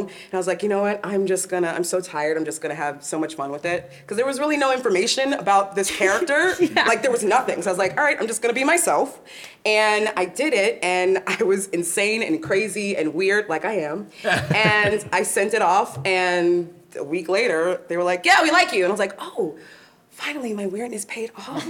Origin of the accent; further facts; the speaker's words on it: Long Island, New York, United States; actually from New York. I grew up in Long Island